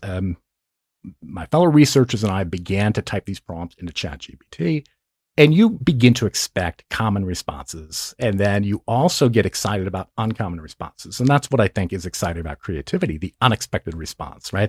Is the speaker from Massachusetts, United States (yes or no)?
yes; Massachusetts, United States; moved away; Grew up in Massachusetts, and my parents owned a car dealership